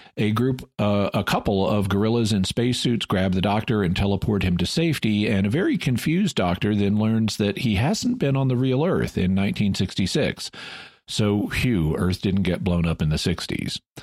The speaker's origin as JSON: {"language": "English", "country": "United States", "said": "I'm an American"}